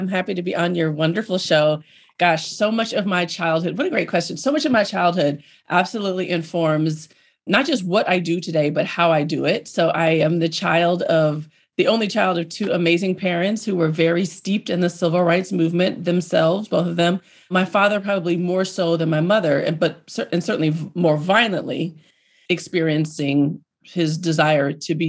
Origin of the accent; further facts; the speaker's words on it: Hampton, Virginia, United States; That's where I grew up, on historically Black college campuses. Chief among them would be Hampton University, which I consider my hometown and is actually my home university. I graduated from Hampton University.